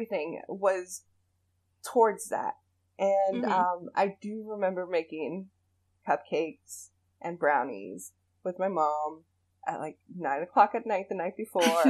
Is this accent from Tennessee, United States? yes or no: no; New Jersey, United States; So, I'm from New Jersey, which is basically Italian Central